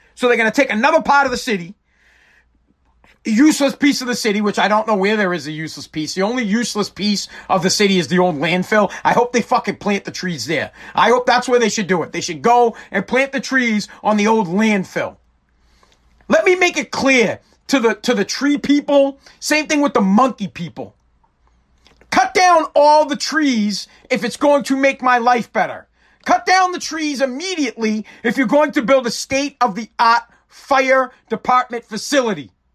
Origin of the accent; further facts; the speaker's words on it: Woburn, Massachusetts, United States; Woburn, I'm from Woburn, Massachusetts